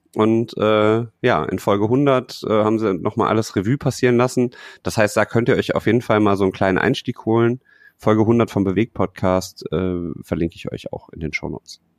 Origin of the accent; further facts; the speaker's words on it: Düsseldorf, North Rhine-Westphalia, Germany; als Düsseldorfer